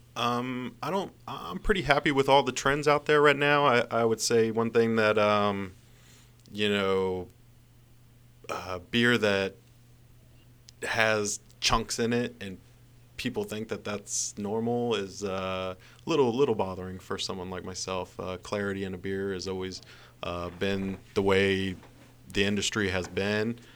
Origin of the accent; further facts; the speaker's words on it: Montgomery County, Maryland, United States; I grew up in Montgomery County with cherry blossoms on my street